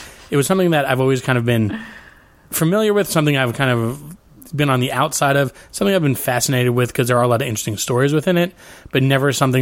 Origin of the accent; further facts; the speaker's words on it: New York, United States; I grew up in New York, and my dad was a Giants fan